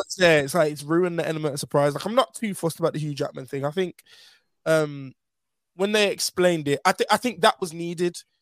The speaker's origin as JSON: {"language": "English", "town": "Birmingham", "region": "West Midlands", "country": "United Kingdom", "said": "I am from Birmingham"}